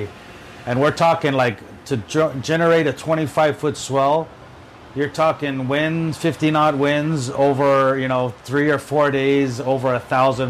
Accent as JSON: {"language": "English", "area": "North Shore", "region": "Hawaii", "country": "United States", "tie": "born or raised there", "said": "Born and raised on the North Shore"}